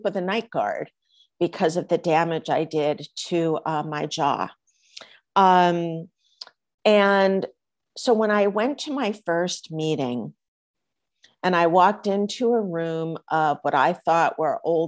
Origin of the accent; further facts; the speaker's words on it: East Coast, United States; now in Los Angeles, United States; I grew up on the East Coast, even though I live in Los Angeles